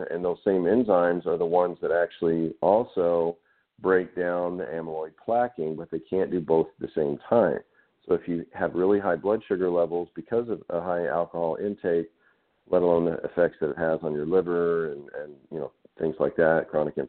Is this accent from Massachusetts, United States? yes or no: no; Arkansas, United States; growing up in Arkansas in the South